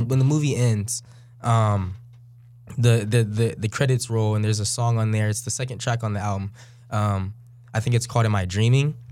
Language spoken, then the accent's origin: English; Bay Area, California, United States; now in Sacramento, United States; we we live in Sacramento. I'm from the Bay Area.